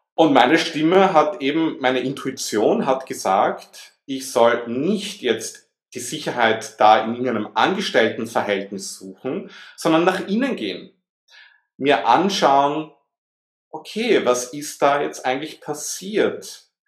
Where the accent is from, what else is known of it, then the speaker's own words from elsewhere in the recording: Vienna, Austria; also born or lived in Southern France; now in France; ich bin in Wien geboren, wie man das vielleicht ein bisschen heraushören kann aus meinem Akzent heraus.